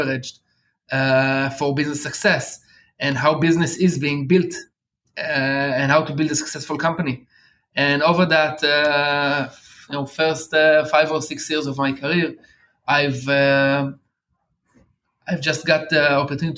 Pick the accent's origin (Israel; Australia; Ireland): Israel; I've been blessed to born here in Israel